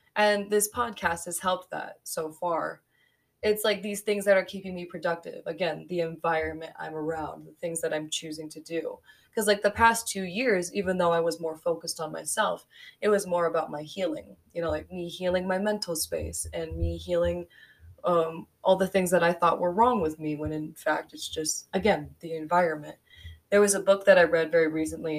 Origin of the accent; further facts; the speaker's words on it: Colorado Springs, Colorado, United States; now in Denver, United States; I was born in the Springs